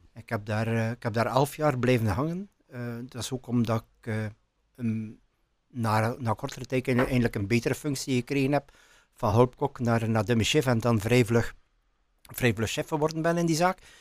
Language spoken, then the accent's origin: Dutch; Menen, Flanders, Belgium; ik kom uit Menen. Ik ben geboren in Menen. Ik heb altijd in Menen gewoond.